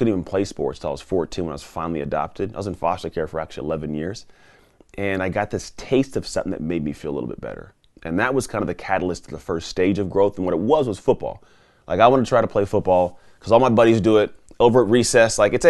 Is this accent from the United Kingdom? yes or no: no; Antioch, California, United States; also born or lived in Martinez; So I grew up in the San Francisco Bay Area. I didn't grow up in a zip code that was great, but it wasn't like horrible. It was like a pretty much a town called Martinez, which is actually nearby where we're at now. Then I actually grew up in a town called Antioch